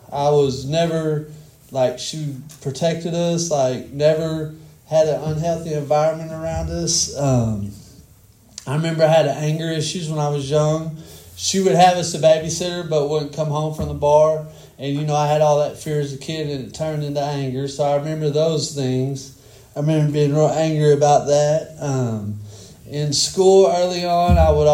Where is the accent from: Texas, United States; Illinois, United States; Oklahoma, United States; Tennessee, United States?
Texas, United States; Denison; I grew up in Denison, Texas, and I had a single mom, two little brothers